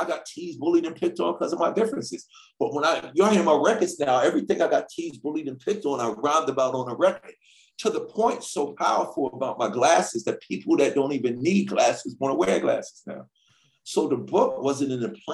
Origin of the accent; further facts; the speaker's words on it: New York City, New York, United States; I grew up in Hollis, Queens, New York.